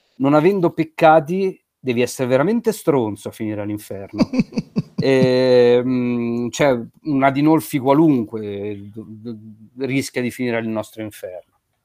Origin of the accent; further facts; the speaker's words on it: Como, Lombardy, Italy; io sono originario di Como